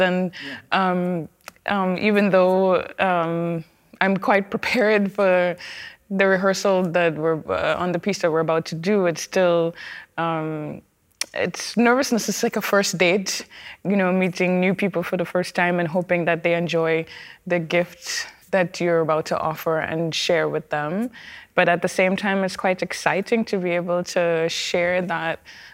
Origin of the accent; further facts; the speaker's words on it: Trinidad & Tobago; I come from Trinidad and Tobago, and our culture is enriched